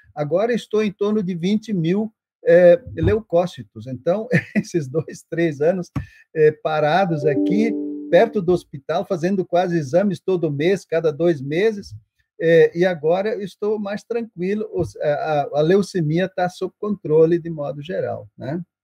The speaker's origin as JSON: {"language": "Portuguese", "country": "Brazil", "also_born_or_lived": "São Paulo", "first_language": "German", "second_language": "Portuguese", "said": "eu sou brasileiro, eu, eu me formei para servir a igreja brasileira"}